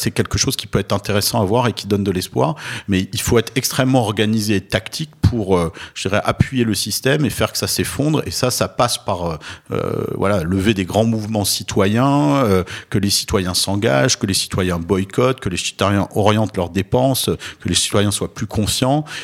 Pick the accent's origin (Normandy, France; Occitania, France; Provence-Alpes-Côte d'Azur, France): Provence-Alpes-Côte d'Azur, France; Nice; Moi, j'ai grandi à Nice, qui est quand même une ville très